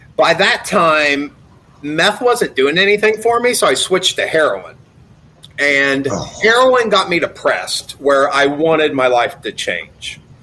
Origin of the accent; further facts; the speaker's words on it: Gallipolis, Ohio, United States; also born or lived in Florida; now in Colorado, United States; I grew up in Gallipolis, Ohio